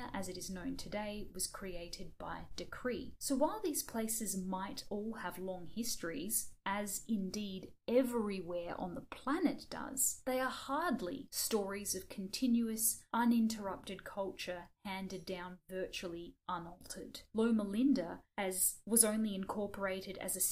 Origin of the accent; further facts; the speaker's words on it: Australia; we're Australian